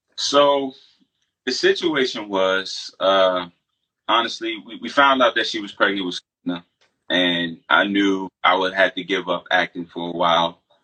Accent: Largo, Maryland, United States; moved away as an adult; now in North Carolina, United States; I'm from Largo, Maryland

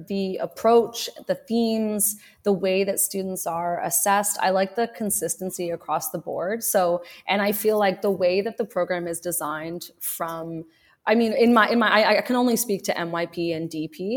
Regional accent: Ottawa, Ontario, Canada; I grew up in Ottawa, so I was always in French immersion

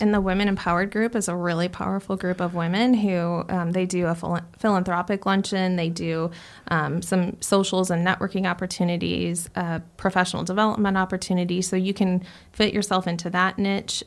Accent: Chandler, Arizona, United States; also born or lived in Gilbert, Arizona; I grew up in Chandler

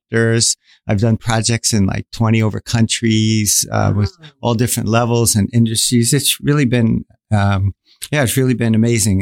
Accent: New York, United States; moved away as an adult; now in Singapore; I'm originally from New York

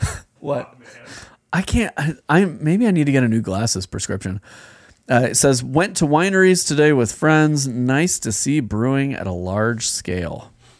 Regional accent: Minnesota, United States; I have appreciation for the lighter table beers, but I'm a Minnesotan, so hams is where it's at.

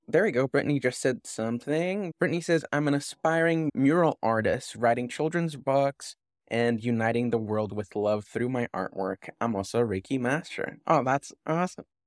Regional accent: Canada; being Canadian and not knowing any French

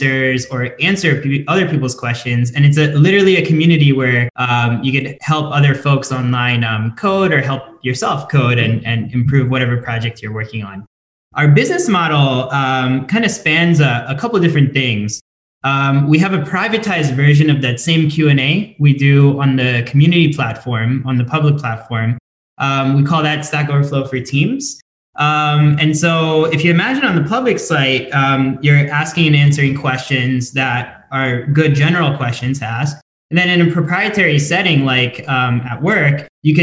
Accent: Delaware, United States; we're both from Delaware

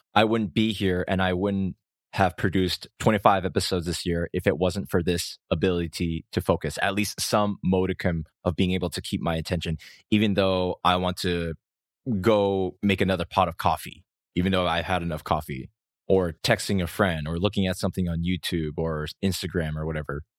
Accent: Rhode Island, United States; moved away as an adult; now in South Korea; my hometown in Rhode Island, U S

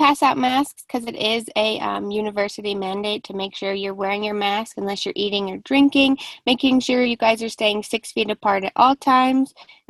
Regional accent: New Mexico, United States; Okay, so I've lived in New Mexico my whole life. Right now I'm a senior at UNM working on my health education and nursing degree.

